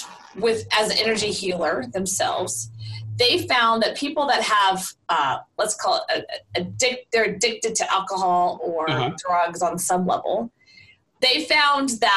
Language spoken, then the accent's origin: English; the South, United States; moved away as an adult; also born or lived in Florida; I was born and raised in the South